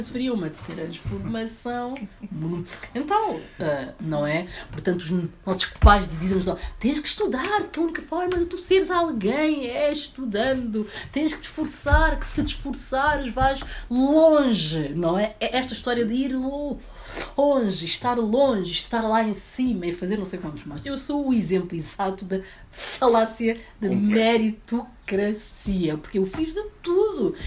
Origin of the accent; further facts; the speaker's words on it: Portugal; also born or lived in Guinea-Bissau / Barreiro, Portugal; eu estava cá desde os meus oito anos